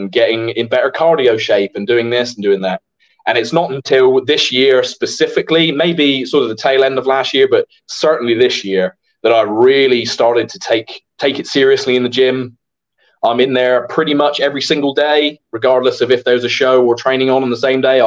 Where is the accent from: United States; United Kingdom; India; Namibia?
United Kingdom; Holsworthy, South West England; Holsworthy, in my hometown